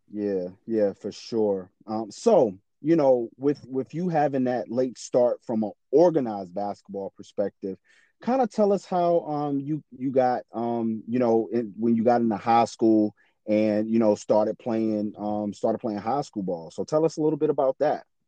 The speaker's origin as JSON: {"language": "English", "region": "South Carolina", "country": "United States", "said": "I'm from South Carolina"}